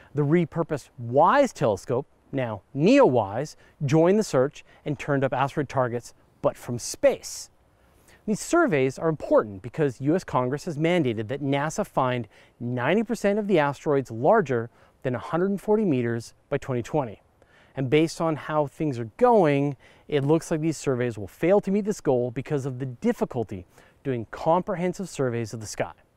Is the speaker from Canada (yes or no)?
yes; Courtenay, British Columbia, Canada; my hometown of Courtney, British Columbia